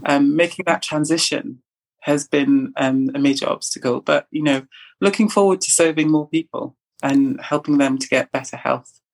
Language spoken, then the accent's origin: English; Trinidad & Tobago; now in Kent, United Kingdom; I'm from the Caribbean, from Trinidad